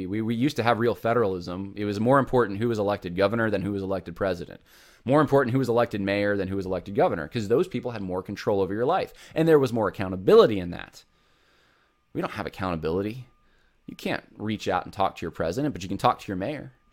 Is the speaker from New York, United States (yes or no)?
no; California, United States; I'm from California originally, so I can say this, but uh, I haven't lived most of my life there, but I have still a family there